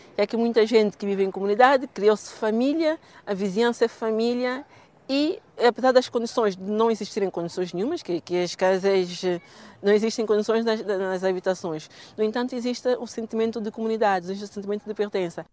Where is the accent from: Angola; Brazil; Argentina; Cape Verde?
Cape Verde; moved away as an adult; now in Portugal; É parecido à minha terra, Cabo Verde assim verde também